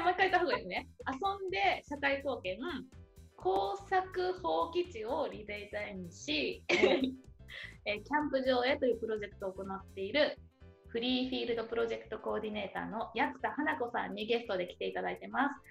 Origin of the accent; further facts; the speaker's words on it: Shizuoka, Japan; moved away as an adult; 私静岡出身